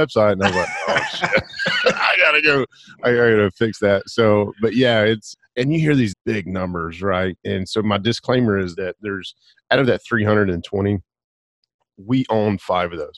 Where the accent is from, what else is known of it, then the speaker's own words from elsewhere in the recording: Alabama, United States; now in Pensacola, United States; born and raised in Alabama